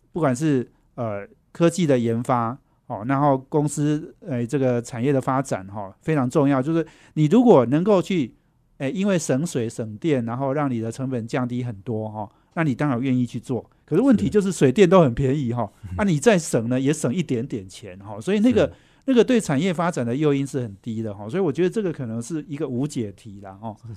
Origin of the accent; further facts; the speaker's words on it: central Taiwan, Taiwan; 我家，我老家也在中部哈